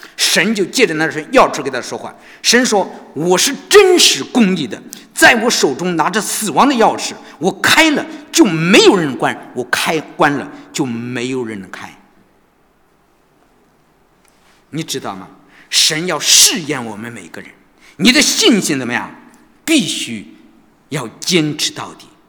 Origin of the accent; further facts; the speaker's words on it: China; 我们中国人好像都知道，